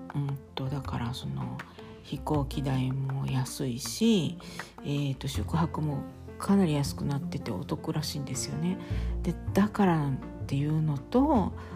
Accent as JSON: {"language": "Japanese", "region": "Kansai", "country": "Japan", "tie": "born or raised there", "moved": "yes", "lives_now": "Italy", "said": "私はまあ関西出身ですけれども"}